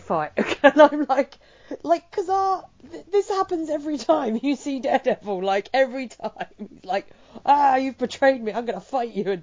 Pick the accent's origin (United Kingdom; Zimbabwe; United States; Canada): United Kingdom; England; the way I speak naturally, because I am English.